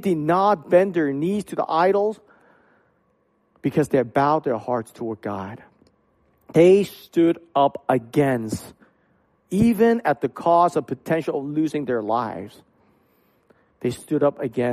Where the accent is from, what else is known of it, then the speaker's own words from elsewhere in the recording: Hong Kong; moved away; I grew up in Hong Kong